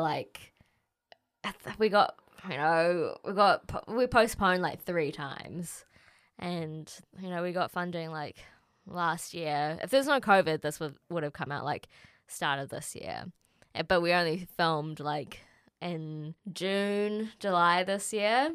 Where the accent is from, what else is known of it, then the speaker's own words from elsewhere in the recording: Auckland, New Zealand; I grew up in Auckland, born here, born and raised.